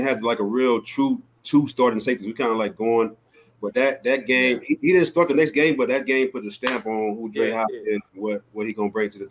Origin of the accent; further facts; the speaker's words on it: Texas, United States; I'm from Texas, too